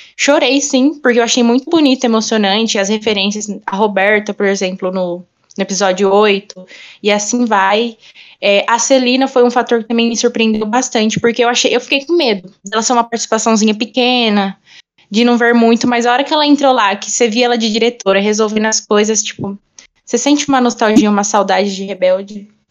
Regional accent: São Paulo, Brazil; sou de São Paulo

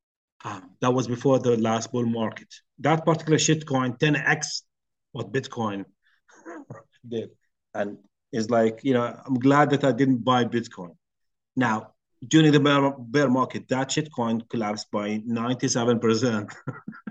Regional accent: Jordan; I'm from Jordan

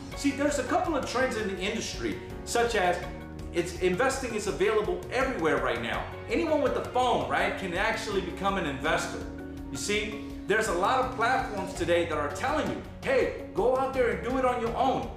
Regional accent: New Orleans, Louisiana, United States; I'm from New Orleans.

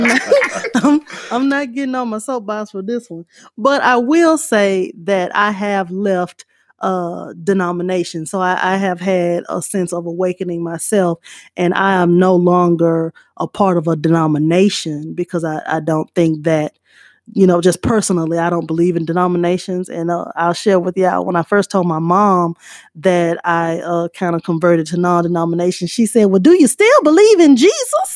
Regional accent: Louisiana, United States; moved away; also born or lived in California; I moved to California and I would say I'm from Louisiana

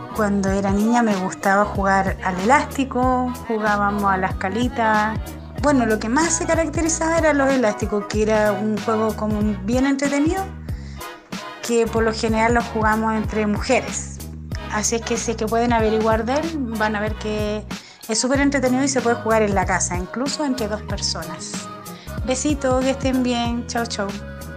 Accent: Chuquicamata, Antofagasta, Chile; en Chucky, donde yo vivía, Camata, para los que no les he contado un poco, que era el pueblo minero donde yo nací

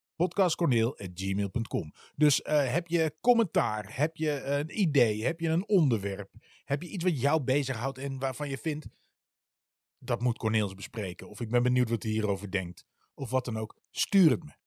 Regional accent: Wierden, Overijssel, Netherlands; moved away as an adult; also born or lived in Almelo; now in Utrecht, Netherlands; Ik ben in Wierde getogen. Dat is een dorpje naast Almelo.

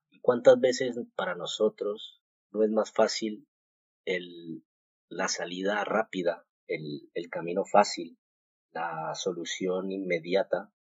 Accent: Colombia; moved away as an adult; now in Spain; pues porque yo vengo de Colombia

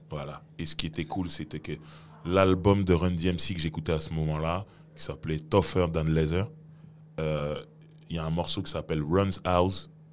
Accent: Sarcelles, Île-de-France, France; je suis de Sarcelles

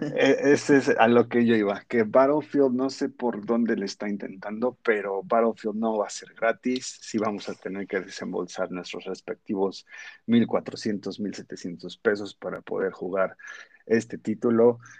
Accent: Mexico; se graba en nuestra tierra, orgullosamente en México

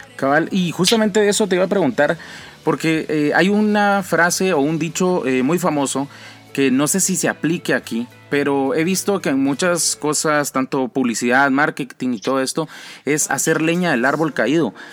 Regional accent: Guatemala; nosotros como guatemaltecos

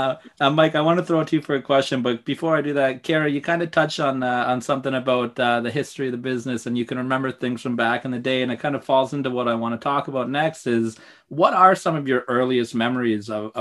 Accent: Canada; we're Canadian, so we love our

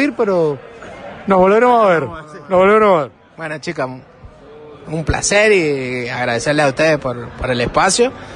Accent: northern Mendoza, Argentina; nosotros somos del norte de Mendoza, en la valle. Tenemos fincas, viñedos eh, propios

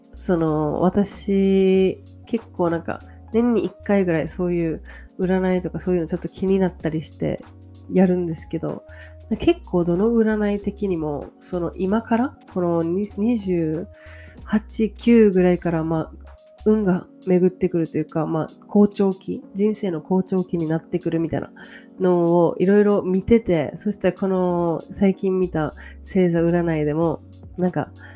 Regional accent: Japan; moved away as an adult; 最近日本に帰った

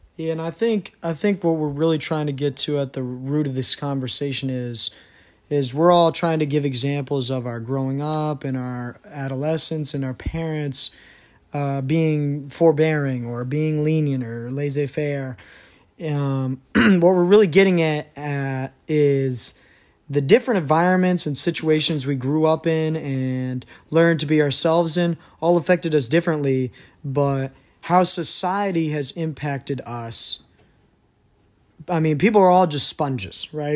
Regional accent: New England, United States; moved away; I grew up in New England, so it was definitely a different type of community than the South.

